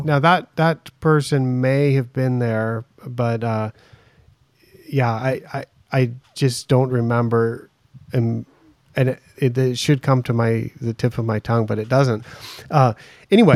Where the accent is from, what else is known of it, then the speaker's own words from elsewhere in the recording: United States; now in Thailand; I'm American, I'm, I'm in Thailand